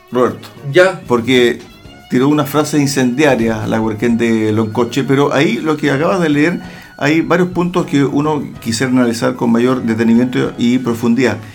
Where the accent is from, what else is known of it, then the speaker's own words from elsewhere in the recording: Loncoche, Araucanía, Chile; Yo soy de Loncoche.